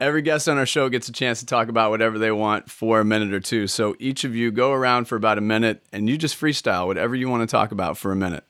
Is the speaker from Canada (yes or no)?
no; Scotland, United Kingdom; We're Scottish